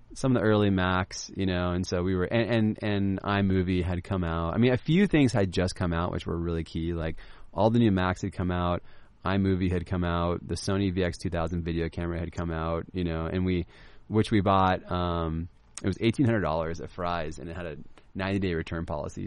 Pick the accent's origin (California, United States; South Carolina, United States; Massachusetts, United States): California, United States; Laguna Beach; I grew up in Laguna Beach